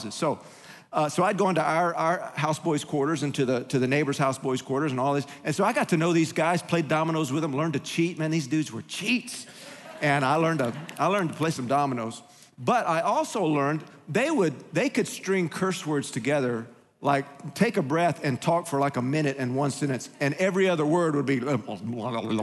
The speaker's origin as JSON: {"language": "English", "town": "Huntsville", "region": "Texas", "country": "United States", "tie": "born or raised there", "said": "As a child growing up in Pentecost and a little church there in Huntsville, precious church, grateful for my pastor"}